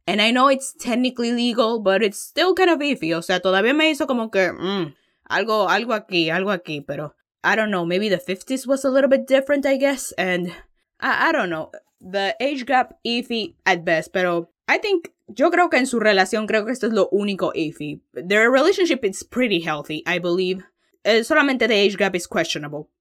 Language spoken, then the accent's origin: Spanish; Dominican Republic; como dominicana